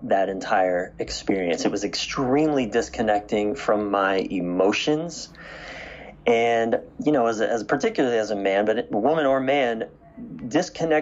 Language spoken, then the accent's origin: English; East Coast of the United States, United States; I was raised on the East Coast of the United States